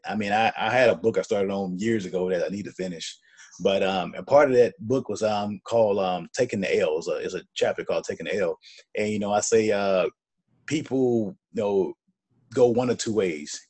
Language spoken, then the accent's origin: English; Birmingham, Alabama, United States; moved away as an adult; now in Atlanta, United States; my hometown of Birmingham